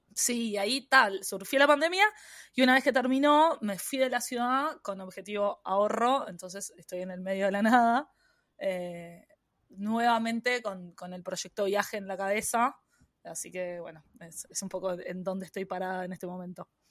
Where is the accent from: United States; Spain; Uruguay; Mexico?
Uruguay; moved away as an adult; now in Australia; yo soy uruguaya